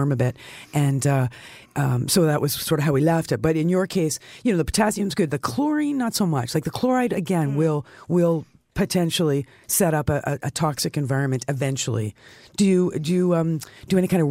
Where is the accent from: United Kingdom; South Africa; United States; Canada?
Canada; as a Canadian